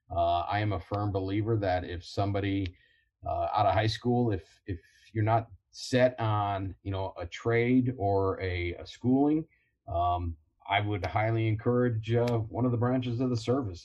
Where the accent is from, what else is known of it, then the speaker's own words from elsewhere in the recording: Toledo, Ohio, United States; growing up in Toledo, then uh, uh, University of Toledo, then Marine Corps